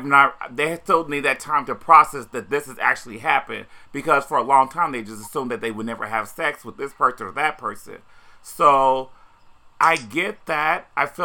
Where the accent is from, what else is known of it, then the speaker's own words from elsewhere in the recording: Indiana, United States; now in New York City, United States; growing up in Indiana, I would never, ever live outside of New York City